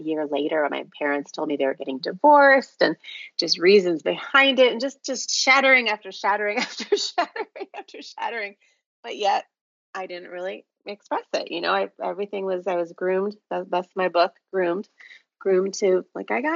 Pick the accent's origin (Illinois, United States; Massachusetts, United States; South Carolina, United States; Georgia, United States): Illinois, United States; Chicago; moved away as an adult; now in Florida, United States; born and raised in Chicago